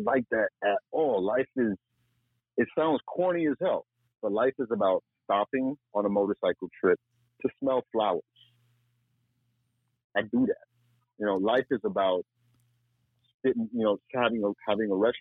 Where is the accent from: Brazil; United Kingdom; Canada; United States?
United States; Miami, Florida; moved away; also born or lived in Fort Lauderdale; I was born and raised in Miami. I've got that hustle mentality.